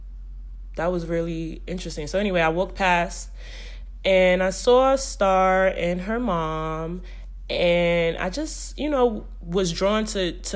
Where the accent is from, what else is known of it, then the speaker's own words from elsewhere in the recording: New York City, New York, United States; I'm from Brooklyn